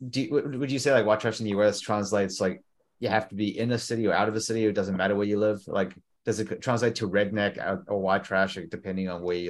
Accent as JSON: {"language": "English", "country": "New Zealand", "tie": "born or raised there", "also_born_or_lived": "South Africa", "lives_now": "Australia", "said": "I am originally South African. Yeah. And then grew up in New Zealand and then Australia."}